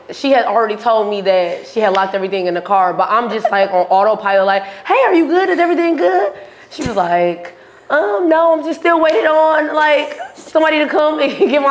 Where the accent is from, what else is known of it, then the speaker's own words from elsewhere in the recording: Milwaukee, Wisconsin, United States; Born and raised in Milwaukee, Wisconsin